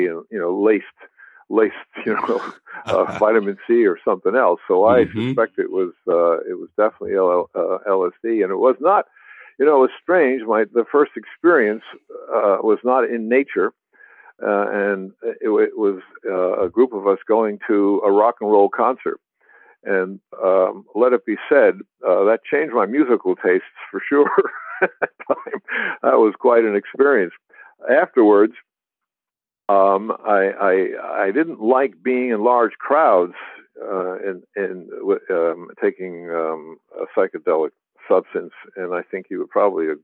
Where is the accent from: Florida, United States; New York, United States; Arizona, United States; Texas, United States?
New York, United States; New York City; moved away as an adult; also born or lived in New Jersey; I was very young in New Jersey, and then we moved to Manhattan